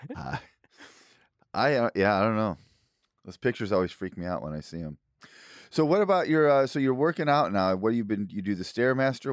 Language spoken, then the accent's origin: English; Illinois, United States; now in Austin, United States; where I grew up in Illinois